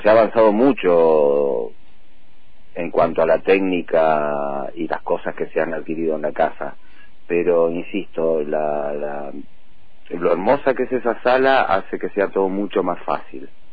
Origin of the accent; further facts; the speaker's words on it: Bahía Blanca, Buenos Aires Province, Argentina; now in General Roca, Argentina; yo en realidad soy de Bahía Blanca, hace muchos años que estoy acá, vine en el 83, 84 a vivir